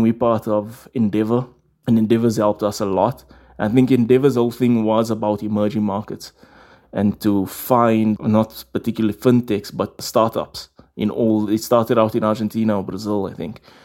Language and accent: English; Johannesburg, Gauteng, South Africa; In Rivoli, in, in Johannesburg